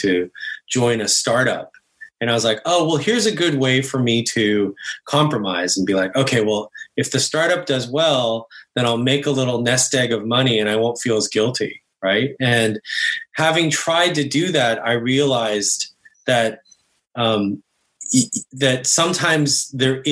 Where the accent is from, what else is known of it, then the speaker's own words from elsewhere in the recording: Bay Area, California, United States; also born or lived in Korea / East Coast; I was born in Korea, and I moved to the States when I was 5 and grew up in the Bay Area.